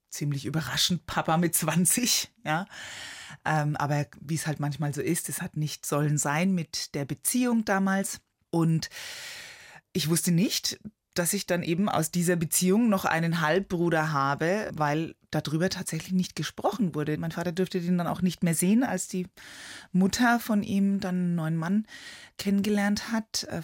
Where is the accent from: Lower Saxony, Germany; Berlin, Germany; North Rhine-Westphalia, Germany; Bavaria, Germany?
Bavaria, Germany; Neuschleichach; Ja, also immer wenn ich Vorträge halte, dann frage ich auch die Leute, ob sie Neuschleichach kennen.